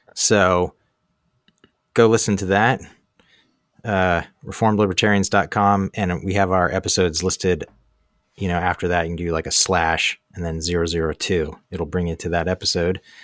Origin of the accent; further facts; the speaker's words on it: Baltimore, Maryland, United States; moved away as an adult; also born or lived in Asia / Europe; now in Susquehanna Valley, Pennsylvania, United States; I was born and raised in Baltimore